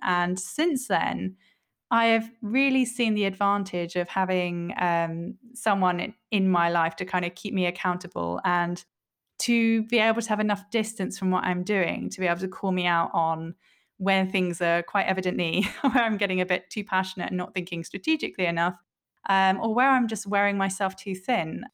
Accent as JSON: {"language": "English", "region": "England", "country": "United Kingdom", "said": "I'm an English woman"}